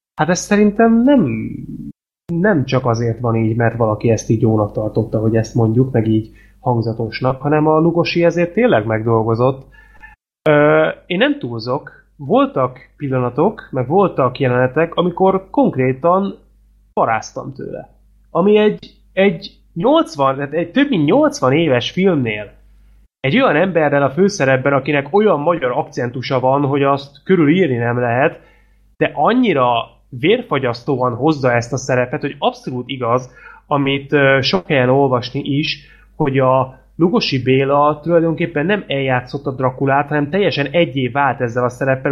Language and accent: Hungarian; Hungary; nem vagyok egyedül magyarként